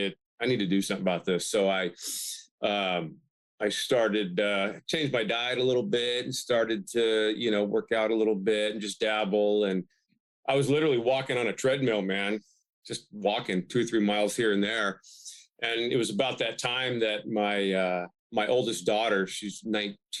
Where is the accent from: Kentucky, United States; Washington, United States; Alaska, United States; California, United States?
California, United States; Bakersfield; moved away as an adult; now in Humboldt County, United States; my hometown in Bakersfield, I spent about 8 years coaching high school basketball before I moved up here